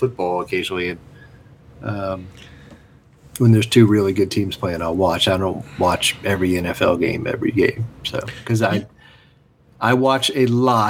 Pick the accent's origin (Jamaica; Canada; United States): United States; Atlanta, Georgia; I grew up in Atlanta.